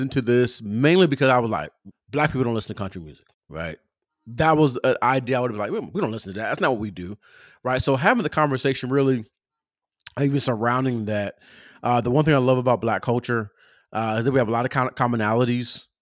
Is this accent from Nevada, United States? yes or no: no; Pomona, California, United States; I'm from Southern California, uh, from Pomona, California